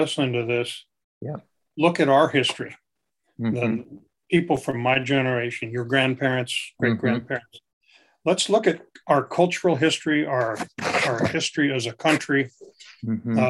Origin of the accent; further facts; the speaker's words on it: Pennsylvania, United States; moved away; where I grew up in Pennsylvania